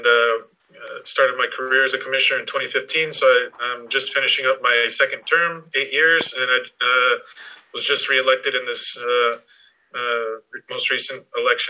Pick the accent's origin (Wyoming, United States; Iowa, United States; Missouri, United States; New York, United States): Wyoming, United States; moved away as an adult; also born or lived in Albuquerque, New Mexico / Washington, D.C.; I'm originally from Wyoming